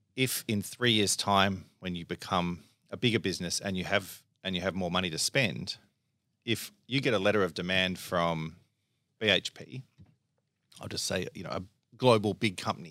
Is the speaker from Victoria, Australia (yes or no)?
yes; Melbourne, Victoria, Australia; I grew up in, uh, Lower Templestowe. So, you know, I've always been in Melbourne.